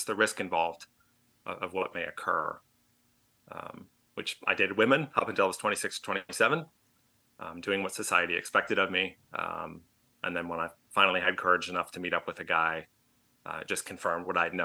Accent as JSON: {"language": "English", "area": "suburbs of Richmond", "region": "Virginia", "country": "United States", "tie": "born or raised there", "said": "We moved to the suburbs of Richmond, Virginia."}